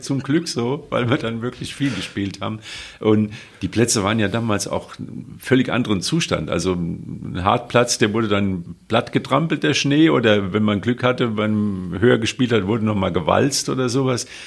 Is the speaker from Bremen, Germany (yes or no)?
no; Westerwald, Rhineland-Palatinate, Germany; ich bin am Westerwald groß geworden